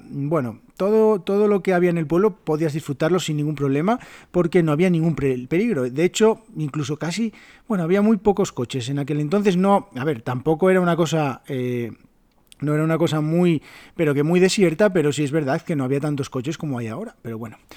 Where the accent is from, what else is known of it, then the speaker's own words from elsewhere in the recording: Oviedo, Asturias, Spain; also born or lived in Salas; mi pueblo se llama Salas, eh, Salas que está en la zona eh, occidental de Asturias, está como a una hora de mi ciudad, de Oviedo.